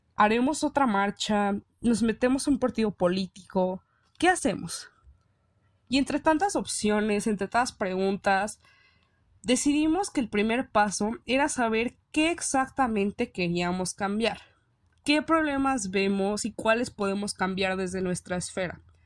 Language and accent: Spanish; Mexico; nos sentimos orgullosos de decir que somos mexicanos